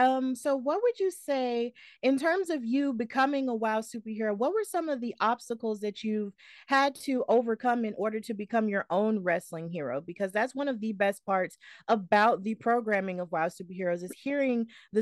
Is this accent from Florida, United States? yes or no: no; Alabama, United States; I'm from Alabama